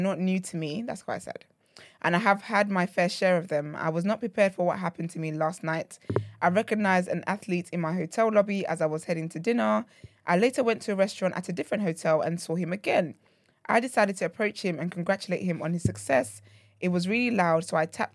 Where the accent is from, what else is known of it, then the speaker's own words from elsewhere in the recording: Nigeria; being Nigerian